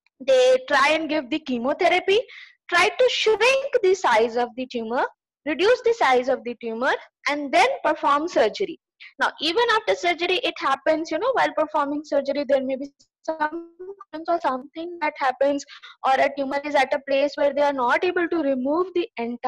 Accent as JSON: {"language": "English", "town": "Ranchi", "region": "Jharkhand", "country": "India", "also_born_or_lived": "Delhi / Bangalore", "said": "I am basically from Ranchi, Jharkhand, and I have traveled across country, and I have lived in Delhi for a year. I was in Bangalore for almost 5 years"}